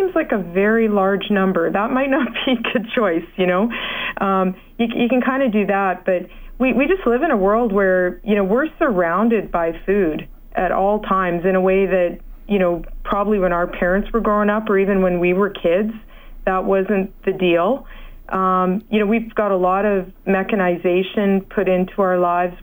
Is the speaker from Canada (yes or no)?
yes; Alberta, Canada; also born or lived in Saskatchewan; I grew up in Alberta and Saskatchewan